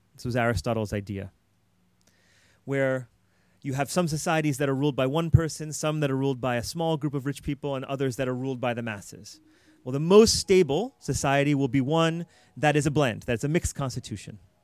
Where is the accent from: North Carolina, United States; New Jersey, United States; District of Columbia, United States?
District of Columbia, United States; Washington; growing up in Washington, D C